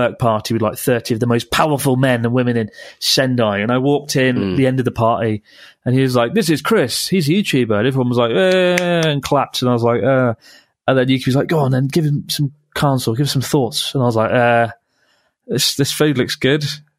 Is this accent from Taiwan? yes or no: yes; Taiwan; now in United States; I'm from Taiwan originally, and I have two aunties who ended up marrying Japanese guys and moving to Japan.